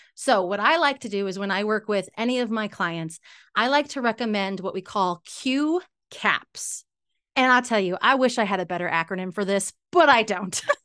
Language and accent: English; Salt Lake City, Utah, United States; also born or lived in California; I'm from Salt Lake City, Utah, U S